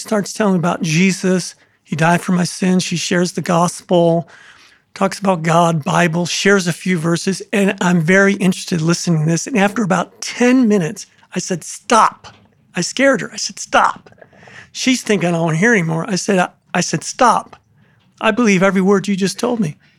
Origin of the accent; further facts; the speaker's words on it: Waterloo, New York, United States; moved away as an adult; also born or lived in Rochester, New York / Jonesboro, Arkansas; my twin brother and I, born and raised in Waterloo, New York